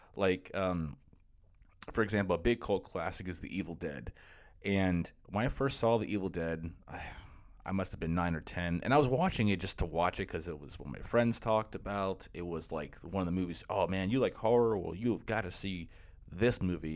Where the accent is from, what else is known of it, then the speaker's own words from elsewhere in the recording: Florida, United States; so I grew up in Florida, and where I live, where I grew up in Florida